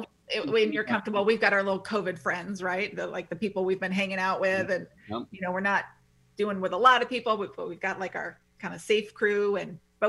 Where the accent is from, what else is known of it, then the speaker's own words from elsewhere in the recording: Midwest, United States; moved away; I grew up in the Midwest and they're all about the screened-in porches.